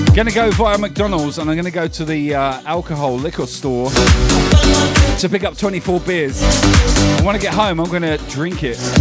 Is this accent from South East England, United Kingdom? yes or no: yes; Southampton, South East England, United Kingdom; moved away as an adult; now in Australia; I'm from Southampton